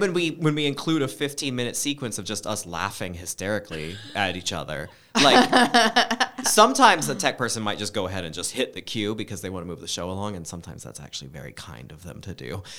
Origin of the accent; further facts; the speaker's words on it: Oregon, United States; moved away; I grew up in Oregon